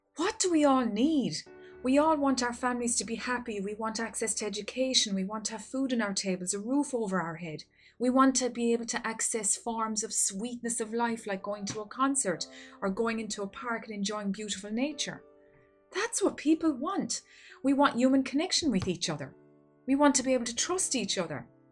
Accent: Ireland; here in my home country of Ireland.

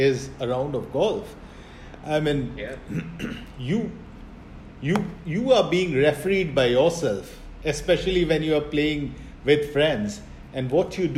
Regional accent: India; moved away as an adult; now in Dubai, United Arab Emirates; I'm from India. I'm now based in Dubai for the past almost 18 years.

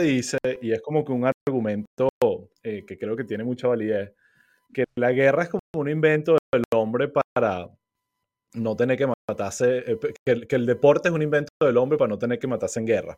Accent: Venezuela; moved away; nosotros como venezolanos

